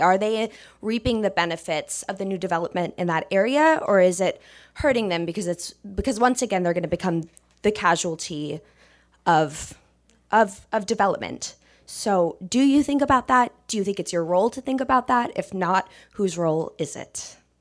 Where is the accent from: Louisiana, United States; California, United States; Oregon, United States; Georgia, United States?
California, United States; the Bay Area; moved away as an adult; I grew up in the Bay.